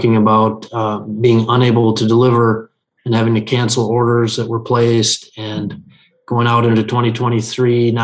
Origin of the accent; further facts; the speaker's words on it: Benson, United States; my hometown of Benson.